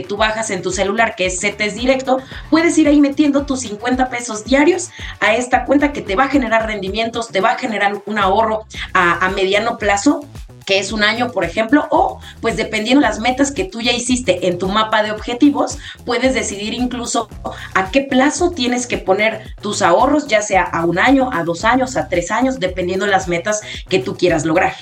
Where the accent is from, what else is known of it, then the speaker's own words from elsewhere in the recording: Mexico; nosotros utilizamos herramientas que como mexicanos tenemos